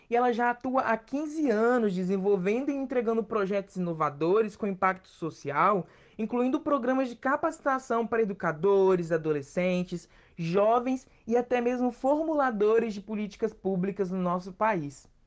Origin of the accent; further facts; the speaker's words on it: Minas Gerais, Brazil; born there; tenho 20 anos, moro no estado do Espírito Santo, mas nasci em Minas Gerais. Então tem dias que eu estou mais capixaba do que mineiro